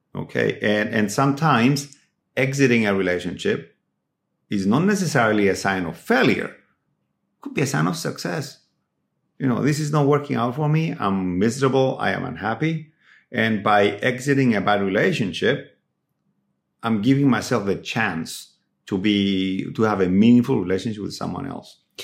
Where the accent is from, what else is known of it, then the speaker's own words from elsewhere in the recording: Cyprus; moved away; when I was growing up in Cyprus